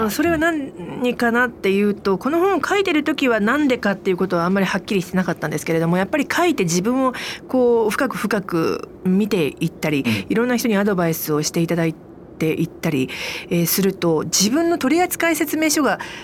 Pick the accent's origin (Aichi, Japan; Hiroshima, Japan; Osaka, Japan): Aichi, Japan; 私愛知県なんですけど